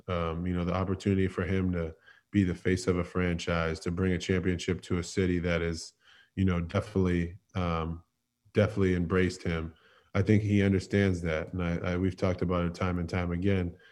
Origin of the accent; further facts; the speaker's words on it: Boston, Massachusetts, United States; moved away as an adult; now in Philadelphia, United States; I'm a Northeast kid. I'm I was born and raised in Boston